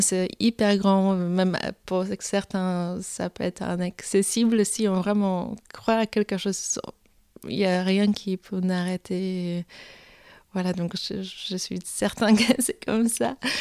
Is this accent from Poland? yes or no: yes; Poland; French is a second language; moved away; je suis polonaise, j'ai commencé mon, ma, l'histoire là-bas